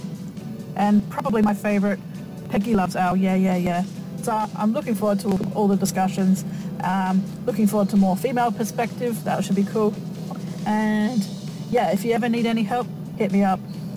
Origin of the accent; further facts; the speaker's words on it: Australia; I'm Australian